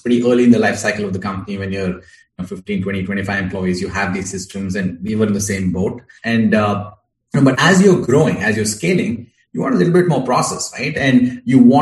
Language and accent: English; India; moved away as an adult; now in United States; I'm originally from India, grew up there, and I moved to the US in 2009